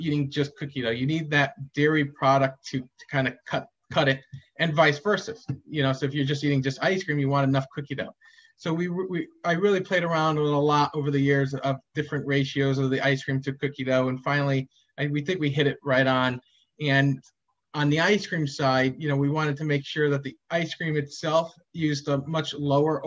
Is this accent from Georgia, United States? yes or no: no; Madison, Connecticut, United States; when I was growing up in Madison